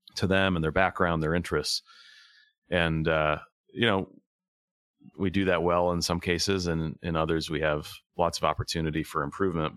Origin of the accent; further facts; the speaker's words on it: Tacoma, Washington, United States; also born or lived in Buffalo, New York, United States; I grew up in Tacoma